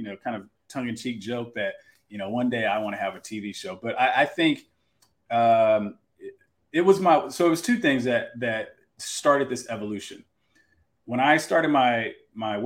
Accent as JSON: {"language": "English", "region": "Texas", "country": "United States", "said": "That's my home state"}